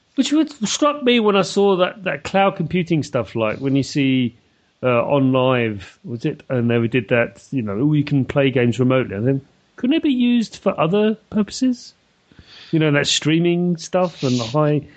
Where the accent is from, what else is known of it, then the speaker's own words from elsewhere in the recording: London, United Kingdom; moved away; born and bred in London